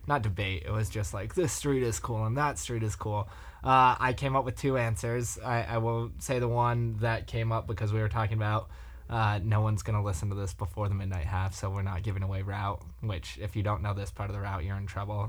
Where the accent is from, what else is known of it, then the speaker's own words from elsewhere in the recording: New York City, New York, United States; I grew up in Battery Park